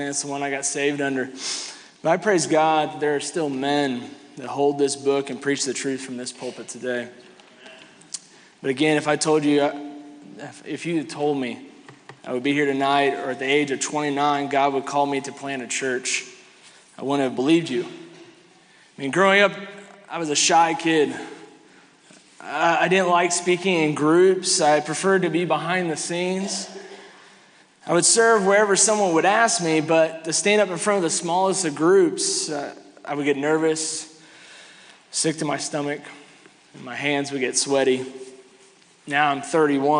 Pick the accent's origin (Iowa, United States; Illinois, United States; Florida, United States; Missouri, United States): Missouri, United States; Kansas City; moved away as an adult; now in Ocala, United States; I grew up in here. I grew up in Kansas City. I graduated from Raytown South in 2005